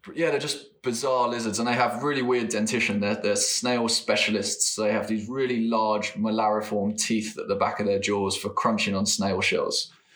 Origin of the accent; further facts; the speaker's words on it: England, United Kingdom; I come from England